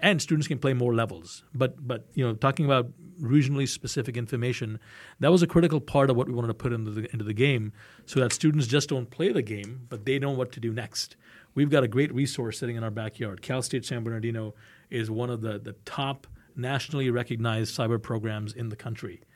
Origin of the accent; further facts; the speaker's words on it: India; I'm Indian